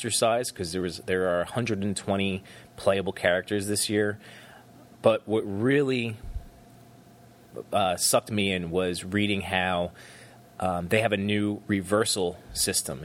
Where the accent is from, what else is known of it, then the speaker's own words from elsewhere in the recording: New Jersey, United States; I was born and raised in New Jersey